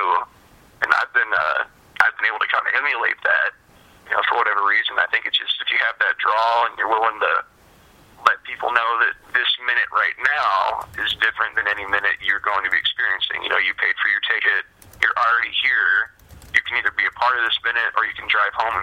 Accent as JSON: {"language": "English", "town": "Lima", "region": "Ohio", "country": "United States", "tie": "born or raised there", "also_born_or_lived": "Ottoville, Ohio", "said": "I grew up in Lima, Ohio"}